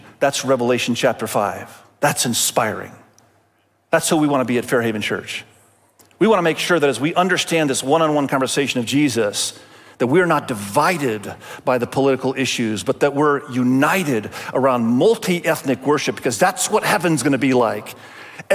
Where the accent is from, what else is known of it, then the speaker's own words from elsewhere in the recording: Indonesia; Many of you know, my wife and I, we grew up in Asia. I grew up in Indonesia, and my wife grew up in Cambodia.